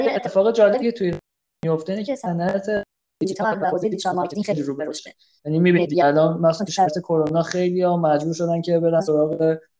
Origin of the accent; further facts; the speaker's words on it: Tabriz, East Azerbaijan, Iran; من خودم تبریزی هم